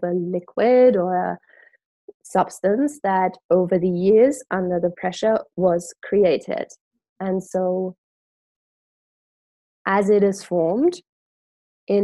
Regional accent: Germany; growing up in Germany, Christmas markets

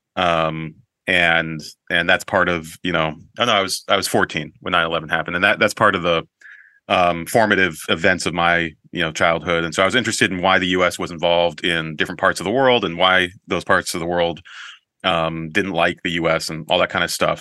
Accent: Colorado Springs, Colorado, United States; growing up in Colorado Springs

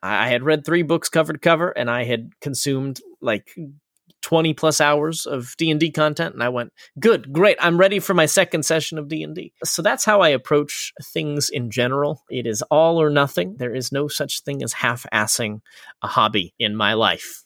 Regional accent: Florida, United States; moved away; I, uh, was born and raised in Florida

